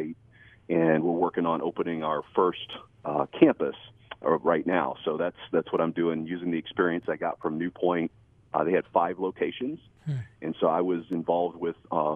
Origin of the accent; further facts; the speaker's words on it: Holmes County, Ohio, United States; we grew up in Holmes County, Ohio. So it's like Northeast Ohio, Amish country. It's where we're both from, and we love this area